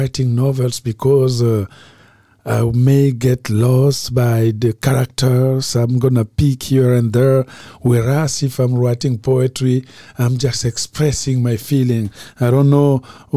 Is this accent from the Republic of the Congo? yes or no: yes; Republic of the Congo; moved away; from Congo-Brazzaville, novelist and professor at UCLA